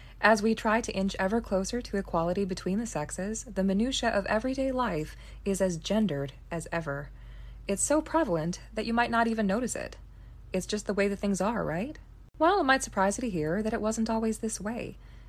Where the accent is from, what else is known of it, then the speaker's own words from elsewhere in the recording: United States; So growing up in America, gender just seems like it's part of the natural order.